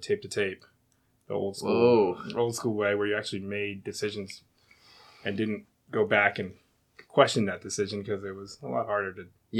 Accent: New Jersey, United States; also born or lived in Virginia; Grew up in Virginia and New Jersey, so I pretty much call New Jersey home, right outside Philadelphia.

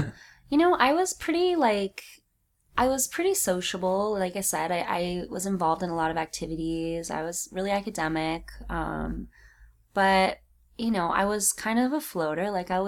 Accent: California, United States; I think I'm a California girl.

